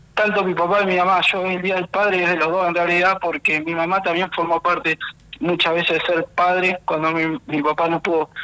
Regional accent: Bahía Blanca, Buenos Aires Province, Argentina; yo soy de Ingeniero Guay. Eh, Ingeniero Guay es un, es un barrio que queda en Bahía Blanca, provincia de Buenos Aires.

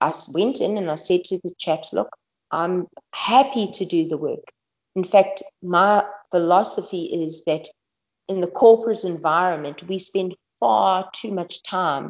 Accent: South Africa; as a South African

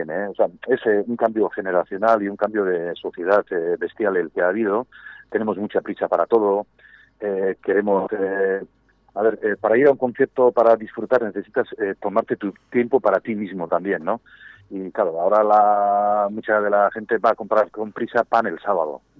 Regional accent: Gipuzkoa, Basque Country, Spain; un pueblo pequeñito que se llama Festoa, bañado por el río Urola, y nada, nosotros somos de las tribus

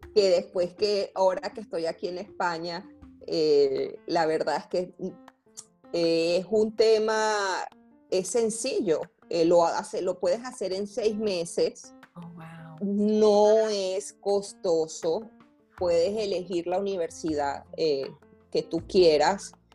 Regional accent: Valencia, Carabobo, Venezuela; moved away as an adult; also born or lived in Medellín, Colombia; yo soy de Valencia, del estado Carabobo.

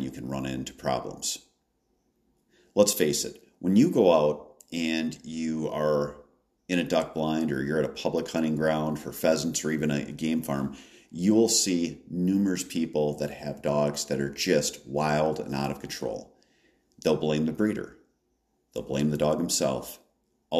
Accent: Wisconsin, United States; In my home state of Wisconsin

